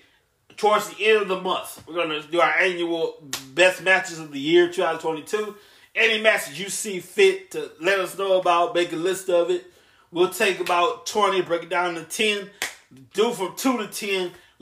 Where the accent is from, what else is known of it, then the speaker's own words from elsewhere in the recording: Samoa; I'm from Samoa to Fiji.